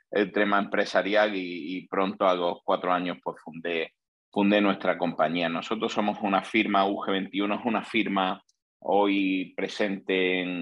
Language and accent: Spanish; Granada, Andalusia, Spain; also born or lived in Seville; nací en Granada. Granada es una ciudad súper bonita que hay al sur de, de España y allí hice mis estudios profesionales de ingeniería de caminos.